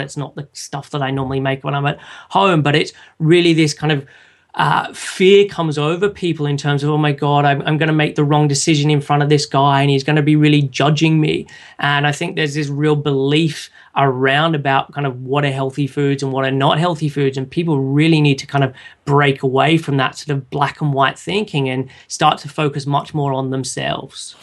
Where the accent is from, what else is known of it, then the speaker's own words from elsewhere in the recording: Sydney, New South Wales, Australia; moved away as an adult; now in London, United Kingdom; I was originally from Sydney in Australia and moved over to London